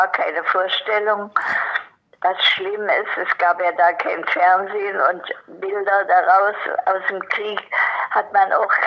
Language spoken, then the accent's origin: German; Dresden, Saxony, Germany; also born or lived in Leipzig; now in Berlin, Germany; in Leipzig geboren. Meine Heimat ist Dresden gewesen bis zu meiner Verheiratung. Dann seit den 50er Jahren bin ich Berlinerin.